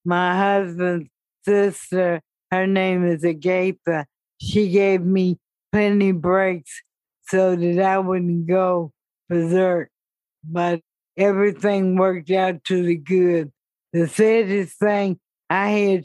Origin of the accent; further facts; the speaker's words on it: Columbus, Ohio, United States; moved away; also born or lived in Lynchburg, Virginia; I was born in Columbus, Ohio.